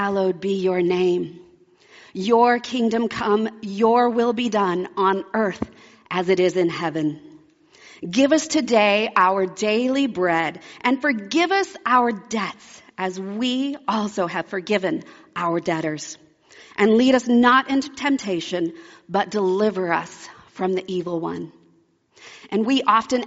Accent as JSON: {"language": "English", "region": "Alaska", "country": "United States", "tie": "born or raised there", "also_born_or_lived": "Oregon", "said": "I grew up in Alaska. When I was 9, my family moved from Oregon to Alaska"}